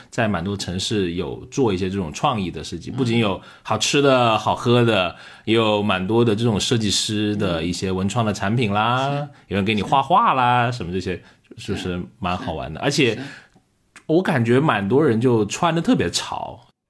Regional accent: Liuzhou, Guangxi, China; moved away; 我们是一个工业城市

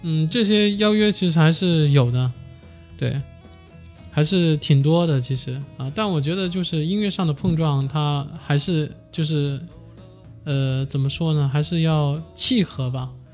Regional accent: Guangdong, China; 因为我广东人嘛， 就当时香港乐坛最鼎盛的

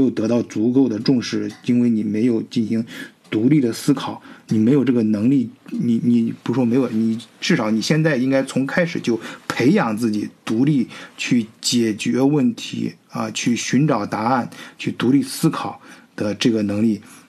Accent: China; now in Germany; 你歧视我们中国人了

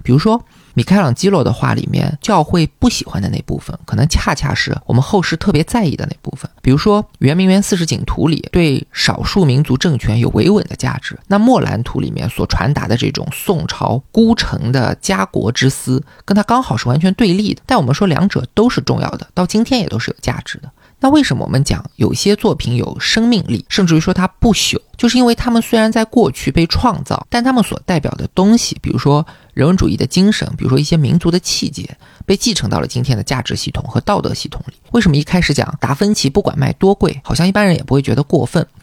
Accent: China; 我们中国人

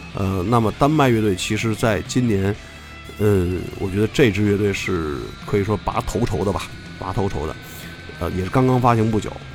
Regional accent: Beijing, China; accent: Beijing dialect; 按照咱们北京话讲就很俏皮

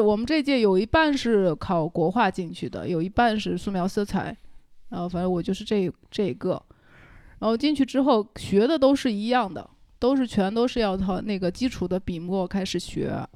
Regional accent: Wenzhou, Zhejiang, China; now in Zhujiajiao, China; 我来自温州一个叫龙湾的地方 靠近机场有个叫沙北的村子

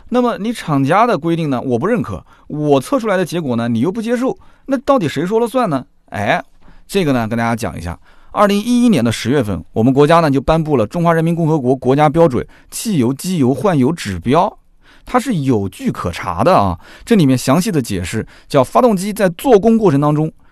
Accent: Nanjing, Jiangsu, China; accent: Nanjing dialect; 就我们南京，南京话啊

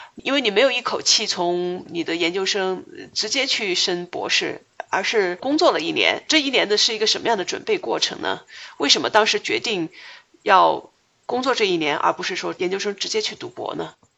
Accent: China; 我们中国人

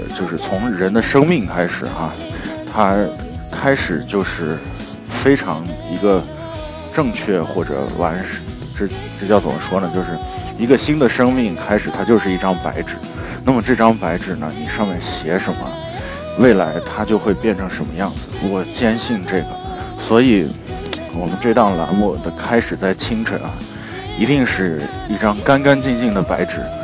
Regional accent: China; 我们都是中国人

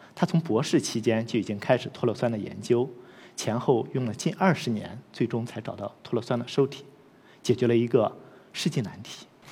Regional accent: Loess Plateau, China; 我出生和成长在黄土高原

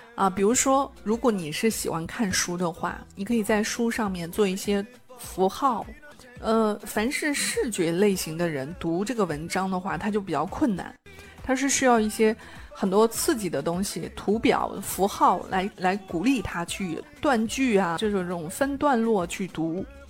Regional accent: China; 我们中国人

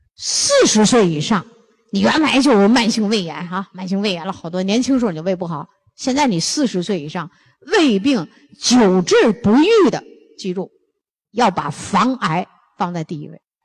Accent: Northeast China, China; 咱们东北人吃的咸

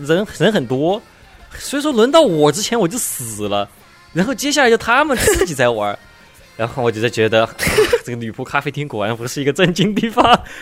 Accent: China; 我们中国人

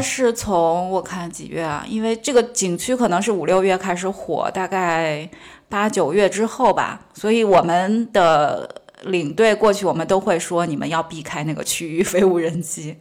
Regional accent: Sichuan, China; moved away; 我自认为我四川人，川，川西、川北、川南就对走得非常遍了

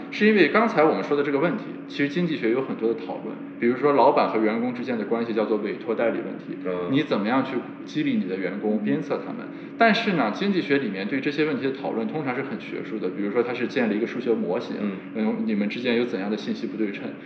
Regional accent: China; 我们作为中国人

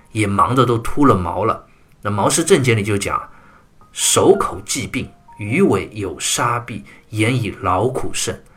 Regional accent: China; 我们中国人有句俗话

